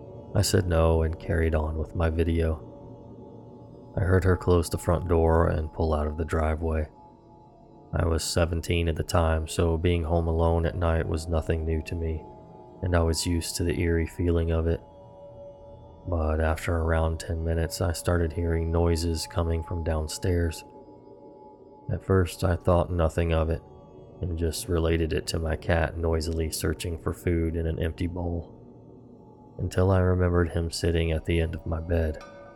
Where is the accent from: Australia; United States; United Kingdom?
United Kingdom; England; I'm from England, meaning it was already pitch black outside at this time of the year.